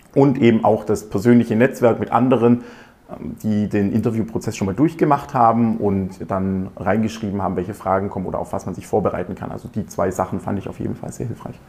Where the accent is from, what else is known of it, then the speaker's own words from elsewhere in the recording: near Aalen, Baden-Württemberg, Germany; also born or lived in Ingolstadt; Ich komme ähm, aus der Nähe auch von Aalen